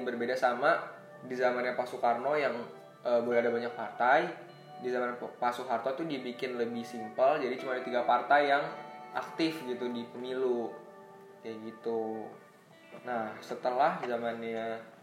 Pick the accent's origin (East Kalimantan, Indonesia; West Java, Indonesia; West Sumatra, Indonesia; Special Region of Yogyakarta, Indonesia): West Java, Indonesia; Bogor; kita dari daerah Bogor